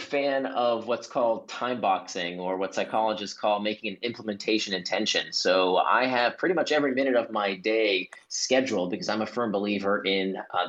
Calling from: Singapore; it is 8:30 p.m. over here in Singapore. I'm calling in from Singapore.

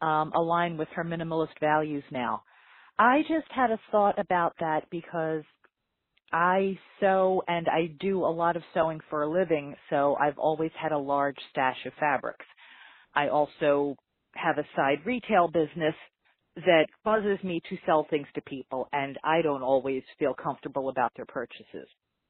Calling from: Philadelphia, Pennsylvania, United States; I'm calling from Philadelphia.

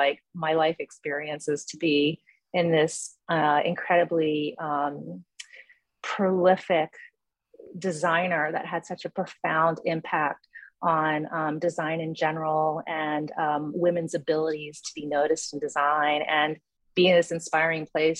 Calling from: New York City, New York, United States; I am calling in from New York City and from my home office, having just arrived back from a lovely trip in Paris.

